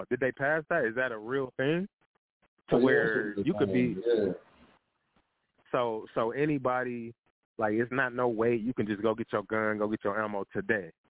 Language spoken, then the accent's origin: English; Midwest, United States; I'm I'm from the Midwest